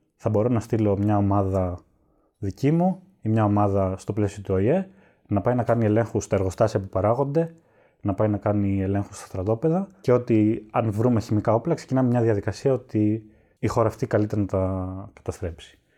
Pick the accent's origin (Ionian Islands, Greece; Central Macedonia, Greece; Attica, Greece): Central Macedonia, Greece; Skydra; μεγάλωσα στη Σκύδρα Πέλλα